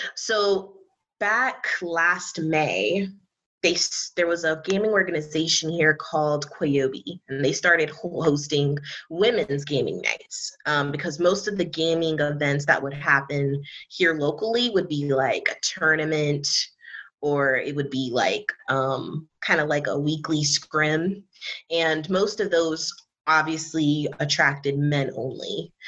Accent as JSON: {"language": "English", "town": "New York City", "region": "New York", "country": "United States", "also_born_or_lived": "near Charlotte, North Carolina", "moved": "yes", "lives_now": "Charlotte area, North Carolina, United States", "said": "I'm originally from the Bronx, New York, um, but currently I'm residing um, in a small city outside of the Charlotte, North Carolina area."}